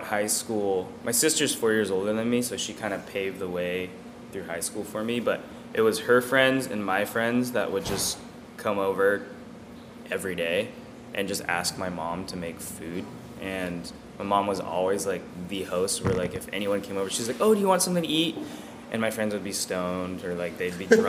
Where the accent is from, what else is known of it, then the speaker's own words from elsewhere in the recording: Pasadena, California, United States; also born or lived in San Diego; I was born in Pasadena, raised out there